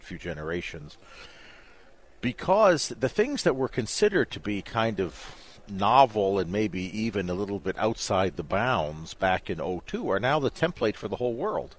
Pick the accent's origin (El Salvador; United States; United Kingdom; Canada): Canada; I'm from Canada